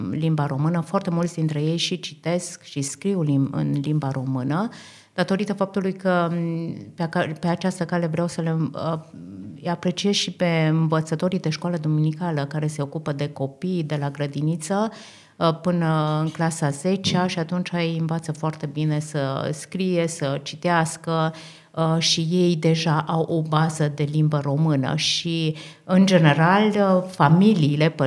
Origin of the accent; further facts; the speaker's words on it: Austria; suntem din Austria, suntem în vizită în Australia, deci uh, de trei săptămâni.